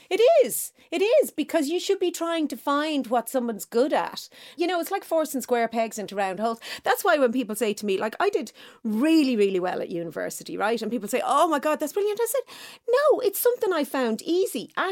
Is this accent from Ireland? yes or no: yes; Dublin, Leinster, Ireland; also born or lived in Finglas; I grew up Marino and then Clontarf.